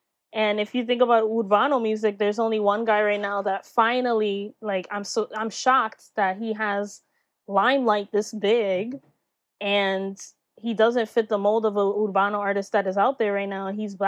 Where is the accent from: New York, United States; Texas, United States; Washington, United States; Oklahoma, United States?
New York, United States; And here growing up in New York, you know, Latinas, like you just mentioned, it was like the …'s, we had the …'s, the …'s, and none of them were Black, you know?